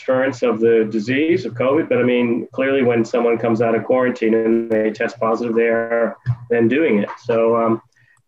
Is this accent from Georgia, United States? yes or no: no; Detroit, Michigan, United States; moved away as an adult; also born or lived in Germany; now in Australia; I was born in the United States in Detroit, Michigan